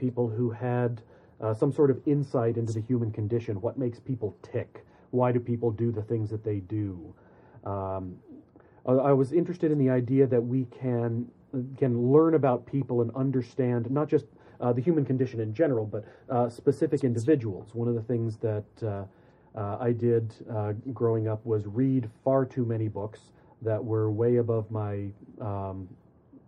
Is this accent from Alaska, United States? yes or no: yes; Alaska, United States; moved away as an adult; also born or lived in Oregon / New York / Ontario; now in Saskatchewan, Canada; I'm originally from Alaska